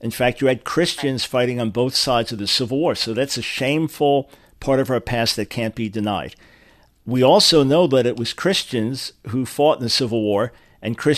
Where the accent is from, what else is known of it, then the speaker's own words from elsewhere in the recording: New York, United States; I grew up in New York, and it was not a segregated society there